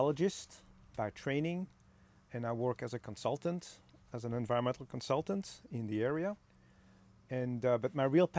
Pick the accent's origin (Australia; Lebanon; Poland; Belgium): Belgium; moved away; I was born in Belgium